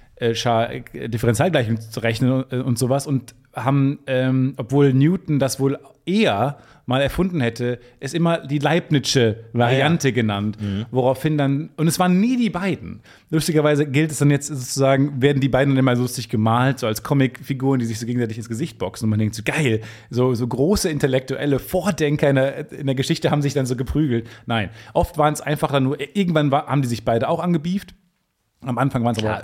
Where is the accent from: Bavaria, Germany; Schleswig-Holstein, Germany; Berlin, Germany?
Schleswig-Holstein, Germany; near Travemünde on the Baltic Sea; moved away; in meiner Heimat